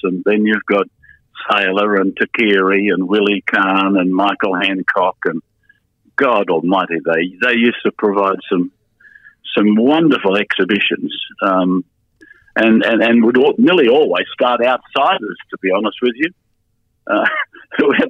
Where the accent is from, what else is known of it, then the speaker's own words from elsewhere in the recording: New South Wales, Australia; I was born and bred in New South Wales.